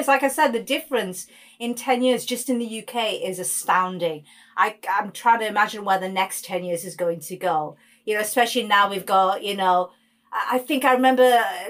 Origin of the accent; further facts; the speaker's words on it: India; Yeah, I'm beyond Indian, really.